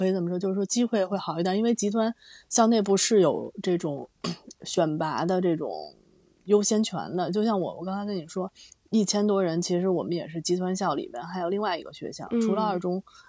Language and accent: Chinese; Beijing, China; 其实你你本身你也是北京人，然后我我也是土生土长北京人。